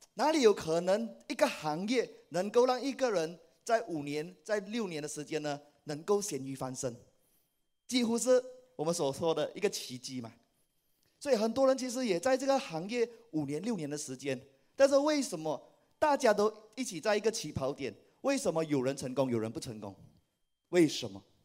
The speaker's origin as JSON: {"language": "Chinese", "country": "Malaysia", "said": "我来自马来西亚，是爱多美的皇冠大师以及皇冠领袖俱乐部成员"}